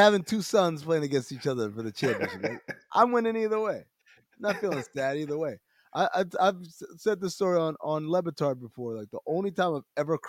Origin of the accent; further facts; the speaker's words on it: Sudan; I'm from Sudan